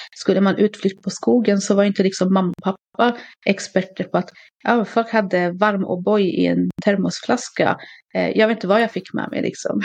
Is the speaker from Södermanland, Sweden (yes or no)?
yes; Katrineholm, Södermanland, Sweden; jag är uppvuxen i Katrineholm, en ganska liten stad.